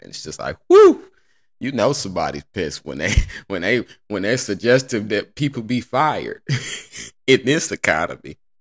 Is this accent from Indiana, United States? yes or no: yes; Indiana, United States; God bless Indiana, I'm from there